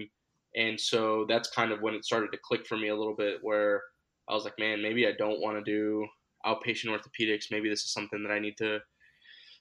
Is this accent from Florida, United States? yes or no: yes; Miami, Florida, United States; moved away as an adult; also born or lived in Gainesville, Florida; now in Toledo, United States; I'm originally from Miami, Florida, born and raised there